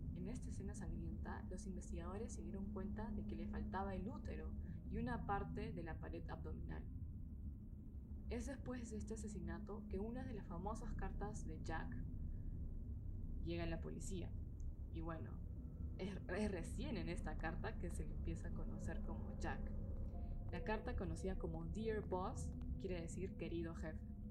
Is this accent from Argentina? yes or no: no; Peru; moved away as an adult; now in Germany